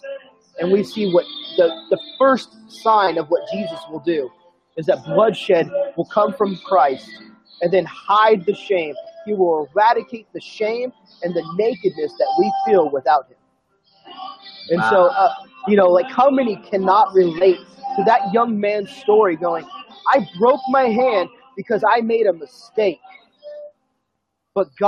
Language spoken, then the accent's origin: English; Sacramento, California, United States; moved away as an adult; also born or lived in San Diego, California; now in Fort Mill, United States; I was originally from Sacramento, California. I was born and raised there